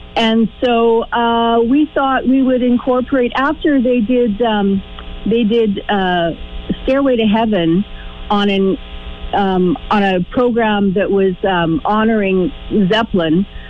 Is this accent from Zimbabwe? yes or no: no; Manitoba, Canada; I am a prairie girl and I'm from Manitoba